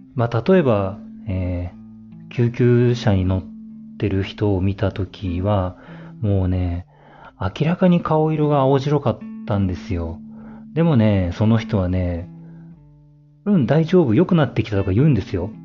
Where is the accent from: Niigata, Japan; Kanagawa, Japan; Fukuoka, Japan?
Niigata, Japan; moved away; 新潟出身なんですけど、新潟に帰ると